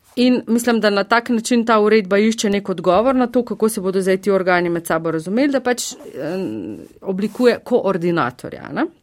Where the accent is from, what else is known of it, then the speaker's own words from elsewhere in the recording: Slovenia; mi, ki smo iz Slovenija